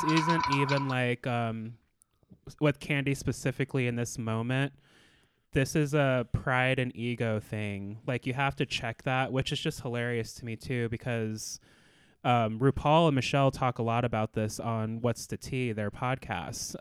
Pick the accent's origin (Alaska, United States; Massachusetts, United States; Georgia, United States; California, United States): Alaska, United States; Anchorage; I was born and raised in Anchorage, Alaska